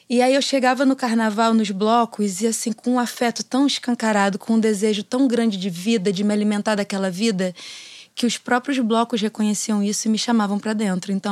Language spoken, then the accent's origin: Portuguese; Rio de Janeiro, Brazil; lá em Pedra de Guaratiba, de onde eu sou, sou caiçara de uma vila de pescadores na zona oeste do Rio de Janeiro